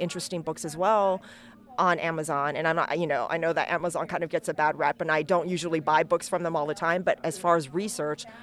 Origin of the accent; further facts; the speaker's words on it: United States; I'm Chinese American